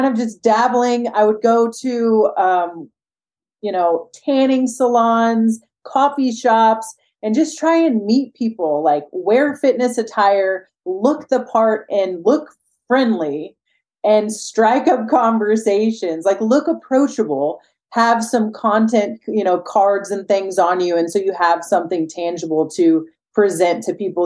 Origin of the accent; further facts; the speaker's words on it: Midwest, United States; moved away as an adult; now in Las Vegas, United States; I grew up in the Midwest